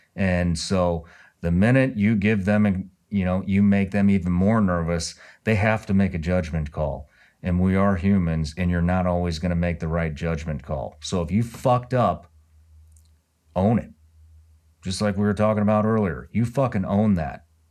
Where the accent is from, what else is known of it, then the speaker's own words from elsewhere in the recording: Missouri, United States; now in Florida, United States; I'm originally from Missouri